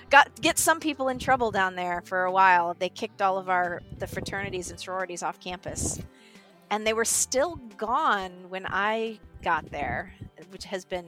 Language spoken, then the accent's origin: English; Cumberland County, Illinois, United States; also born or lived in Thailand / Jiangxi, China; now in Columbus, United States; I'm from Illinois. I am from Nowheresville, Illinois, Cumberland County. So my mom lives in a village of 350 people called Montrose.